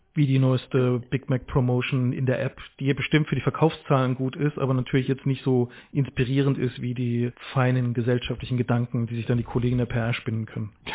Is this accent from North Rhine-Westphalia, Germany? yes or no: no; Speyer, Rhineland-Palatinate, Germany